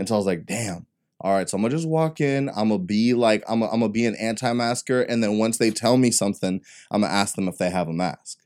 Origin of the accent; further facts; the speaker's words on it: Texas, United States; I'm, I'm from Texas